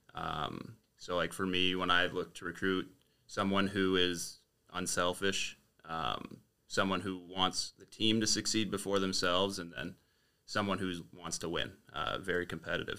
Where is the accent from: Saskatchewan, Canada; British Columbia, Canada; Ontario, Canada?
Ontario, Canada; Windsor; born and raised in Windsor.